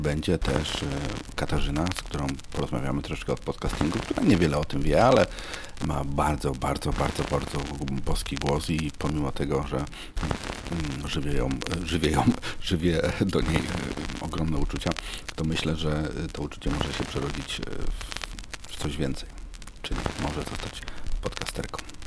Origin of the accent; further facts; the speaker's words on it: Poznań, Greater Poland, Poland; my z Poznania